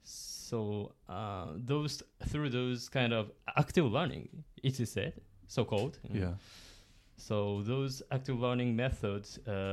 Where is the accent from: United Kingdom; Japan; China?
Japan; Kyushu; born there; English is a second language; now in Hiroshima, Japan; I came from the Kyushu, kind of the borderline with Fukuoka Prefecture and right. Oita Prefecture, so kind of the north part of the Kyushu.